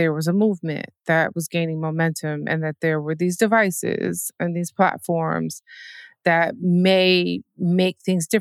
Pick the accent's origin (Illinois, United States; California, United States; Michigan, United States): Michigan, United States; Detroit; moved away; I'm from the Midwest. I'm from Detroit.